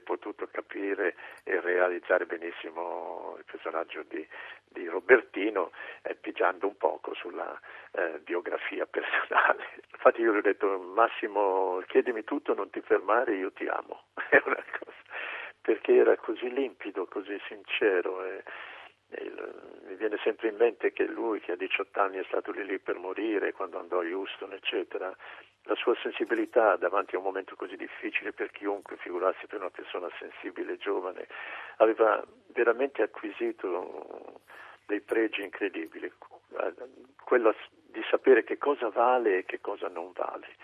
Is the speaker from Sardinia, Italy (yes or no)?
no; Milan, Lombardy, Italy; pur essendo milanese